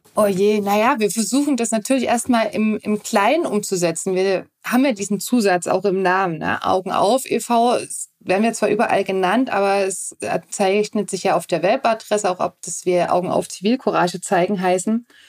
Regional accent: Dresden, Saxony, Germany; also born or lived in Radebeul / Zittau; ich bin in Dresden groß geworden, beziehungsweise dann sind wir nach Radebeul rausgezogen

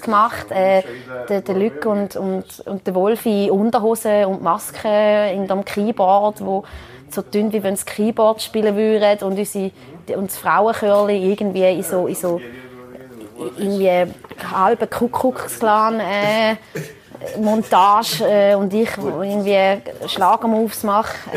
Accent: Switzerland; meiner Heimat, also Riechlingen, ist ein Ort, wo also einem fast die Augen schmelzen, so schön ist es. Also ich bin 20 Meter vom Rhein aufgewachsen

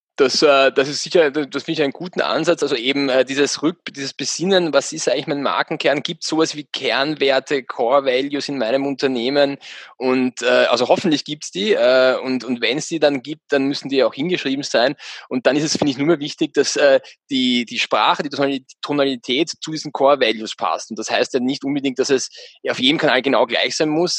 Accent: Austria; bei uns in Österreich

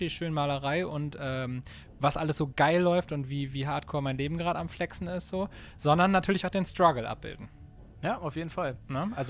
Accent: Bremen, Germany; Wir kommen, wir kommen aus Bremen, sind sesshaft in Bremen

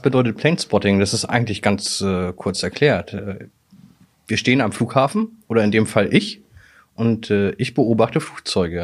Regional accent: Hamburg, Germany; Ich bin 1988 mit meiner Mutter von Altona nach Fußbüttel gezogen

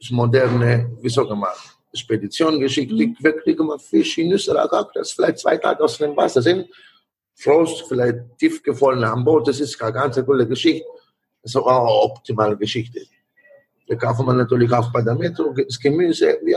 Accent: Italy; German is a second language; moved away; Ich bin da, als Italiener bin hergekommen und habe die Möglichkeit, für Restaurants zu haben.

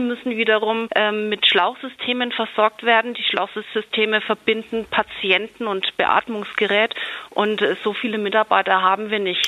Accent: Bavaria, Germany; bei uns in Bayern

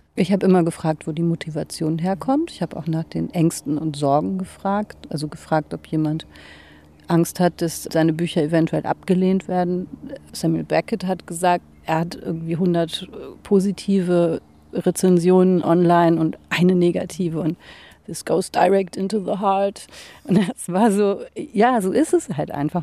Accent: Hamburg, Germany; in der Sternschanze, wo ich aufgewachsen bin

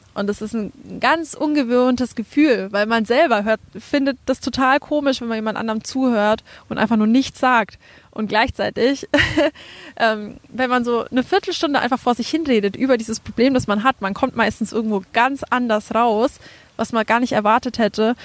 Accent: Franconia, Bavaria, Germany; accent: Franconian; moved away as an adult; also born or lived in Würzburg; now in Berlin, Germany; Man hört es ja an meinem Dialekt so ein bisschen. Ich komme auch aus Franken

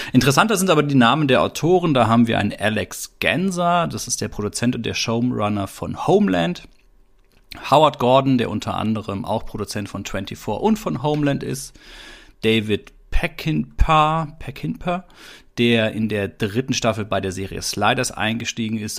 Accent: Baden-Württemberg, Germany; wir hier im heimischen Baden-Württemberg in Süddeutschland, wo ich groß geworden bin

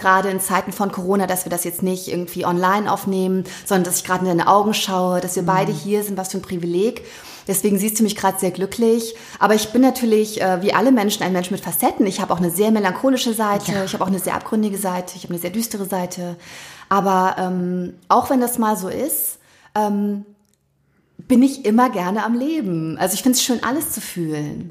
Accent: Wiehl, North Rhine-Westphalia, Germany; also born or lived in Thuringia; bin ich in meinem Heimatort in Wiel hier im Oberbergischen

